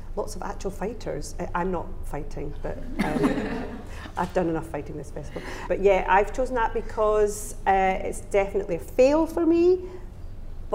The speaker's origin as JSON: {"language": "English", "region": "Scotland", "country": "United Kingdom", "said": "I'm Scottish."}